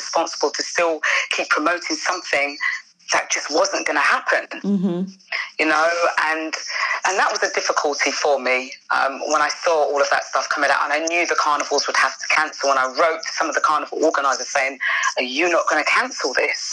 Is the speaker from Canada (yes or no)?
no; United Kingdom; I'm British born also.